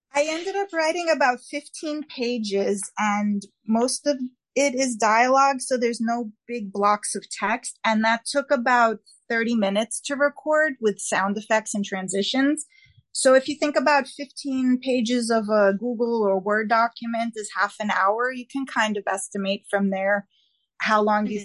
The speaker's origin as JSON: {"language": "English", "region": "New York", "country": "United States", "accent": "New York", "said": "my New York accent"}